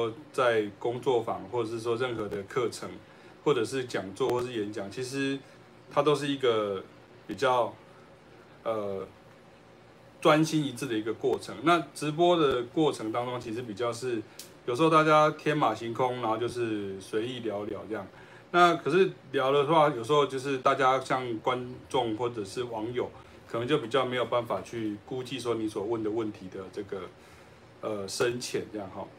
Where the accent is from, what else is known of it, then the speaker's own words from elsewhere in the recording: Taiwan; 呃，我们台湾话叫做拉迪赛哈